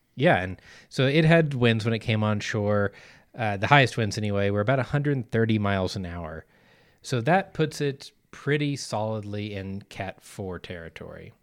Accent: Arkansas, United States; moved away; back where I grew up in Arkansas

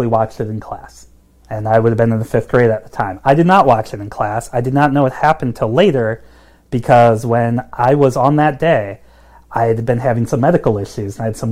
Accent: St. Louis, Missouri, United States; moved away as an adult; also born or lived in St. Paul, Minnesota; now in Cincinnati, United States; I was born in Minnesota, St. Paul, Minnesota, but I moved when I was really, really little, moved to St. Louis, Missouri. Yeah. So that's where I grew up.

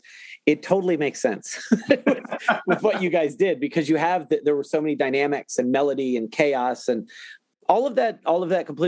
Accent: Ohio, United States; I'm from Ohio.

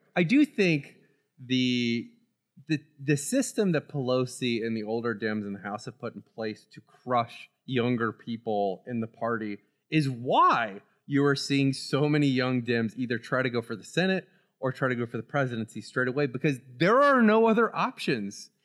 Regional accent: Florida, United States; Growing up in Florida

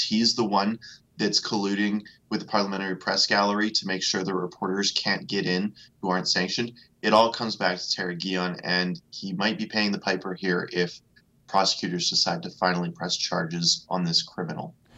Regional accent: Alberta, Canada; I'm from Alberta

